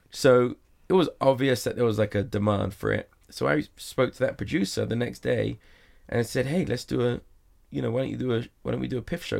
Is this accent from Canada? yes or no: no; England, United Kingdom; now in Las Vegas, United States; I'm English